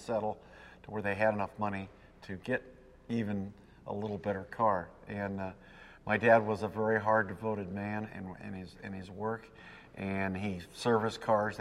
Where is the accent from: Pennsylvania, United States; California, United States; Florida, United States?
California, United States; Los Angeles; I was born on August 23rd, 1936, in Los Angeles, so I'm a native